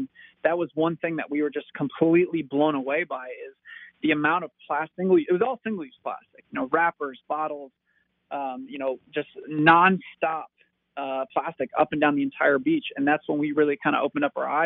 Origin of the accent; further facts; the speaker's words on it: Marco Island, Florida, United States; I grew up on Marco Island, which is a small